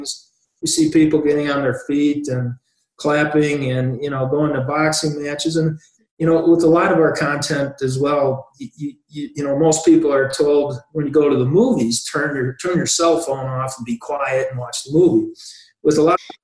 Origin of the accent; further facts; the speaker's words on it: Wilmington, Illinois, United States; that little town that I grew up in Wilmington, Illinois